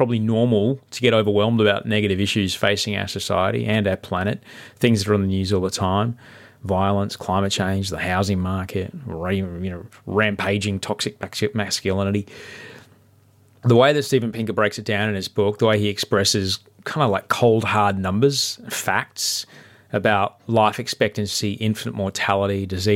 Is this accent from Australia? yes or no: yes; Brisbane, Queensland, Australia; my hometown of Brisbane